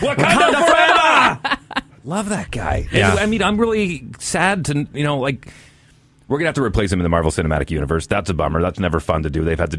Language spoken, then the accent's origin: English; Fort McMurray, Alberta, Canada; now in Winnipeg, Canada; we're both from northern remote communities because I grew up in a smaller city about the size of Brandon when I was growing up there, Fort McMurray, Alberta.